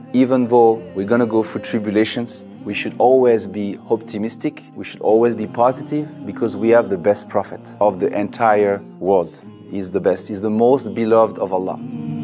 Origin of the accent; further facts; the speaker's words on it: France; moved away; I'm from France